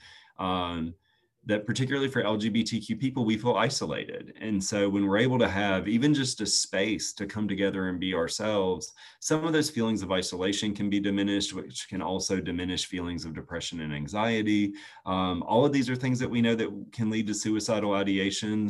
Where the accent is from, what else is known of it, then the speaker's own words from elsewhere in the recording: Chester, South Carolina, United States; I grew up in Chester, South Carolina, grew up on a farm